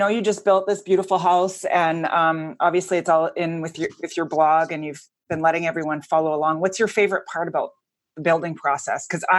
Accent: Edmonton, Alberta, Canada; also born or lived in Raleigh; now in Phoenix, United States; we're both from Edmonton, Alberta.

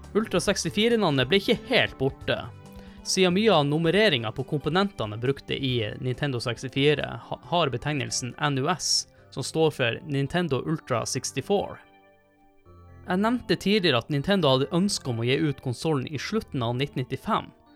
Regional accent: Tromsø, Troms, Norway; moved away as an adult; hjemme i Tromsø når jeg studerte

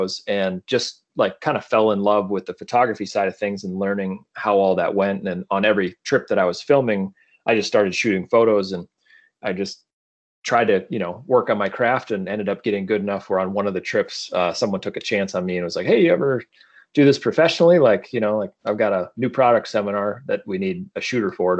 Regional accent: South Dakota, United States; moved away as an adult; also born or lived in Colorado; growing up, I grew up in South Dakota

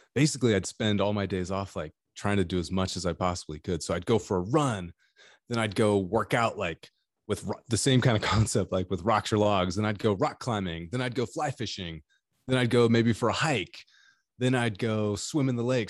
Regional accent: California, United States; I'm from California

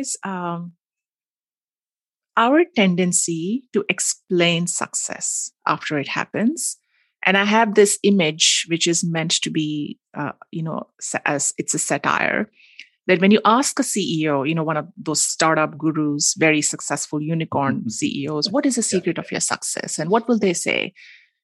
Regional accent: Mumbai, Maharashtra, India; I grew up in Mumbai, which is a mm-hmm. big city

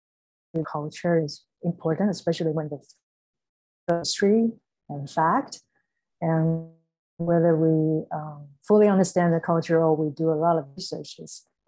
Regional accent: Taiwan; moved away; I was born in Taiwan.

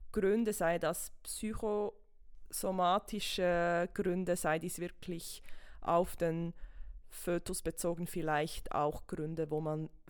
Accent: Switzerland; die aktuellste ist bei uns in der Schweiz von 2020.

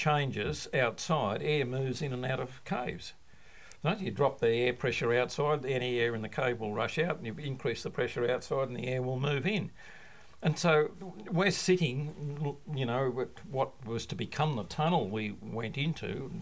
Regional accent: Leura, New South Wales, Australia; moved away as an adult; now in South Australia, Australia; I grew up in the Blue Mountains west of Sydney, and a beautiful place, a little town called Lura

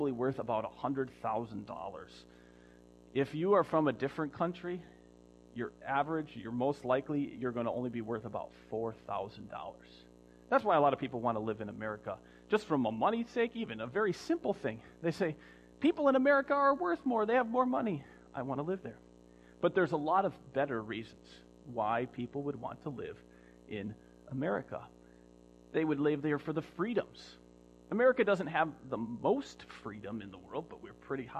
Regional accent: United States; I'm still American

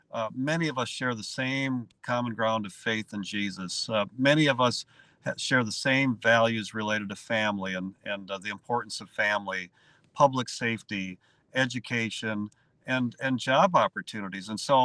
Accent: Virginia, Minnesota, United States; I'm from Virginia, Minnesota, on the range

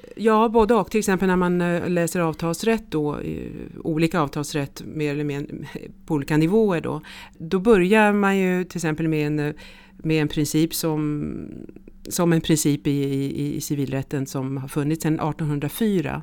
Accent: Stockholm, Stockholm County, Sweden; moved away as an adult; also born or lived in Switzerland; now in Paris, France; Jag är svensk, eh, uppväxt i Stockholm

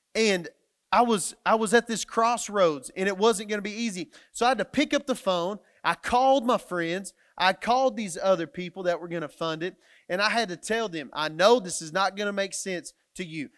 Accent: Matador, Texas, United States; moved away as an adult; now in Canyon, United States; I was coming to a place where I was gonna move away from my hometown, which was Matador, Texas

